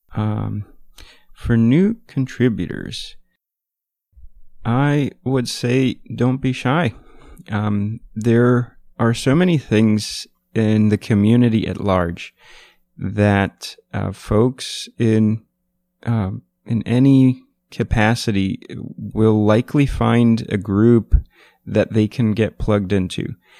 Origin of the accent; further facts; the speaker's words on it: New York City, New York, United States; I'm from New York City